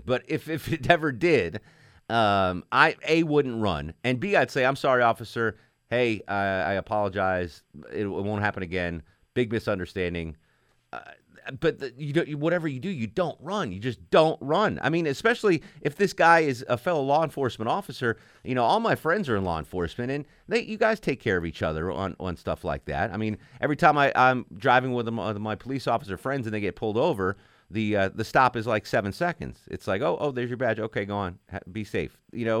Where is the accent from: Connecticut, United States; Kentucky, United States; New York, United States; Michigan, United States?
Connecticut, United States; Well, see, Lewis is in Connecticut, and I'm from Connecticut. Maybe it's a Connecticut thing.